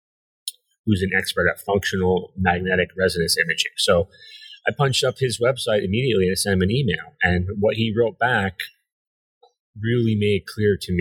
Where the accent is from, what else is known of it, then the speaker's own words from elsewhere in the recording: New Jersey, United States; I grew up in New Jersey, right outside Manhattan